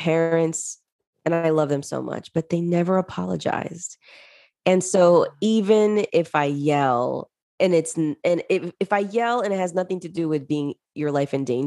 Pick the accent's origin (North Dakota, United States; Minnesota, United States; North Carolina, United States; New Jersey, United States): New Jersey, United States; also born or lived in Callao, Peru; I grew up in Jersey with my parents